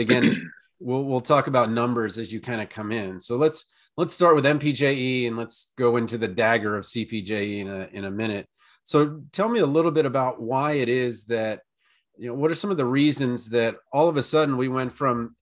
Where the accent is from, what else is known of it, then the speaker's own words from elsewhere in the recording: Maryland, United States; now in Iowa, United States; my home state from before. I'm in Iowa now, but Maryland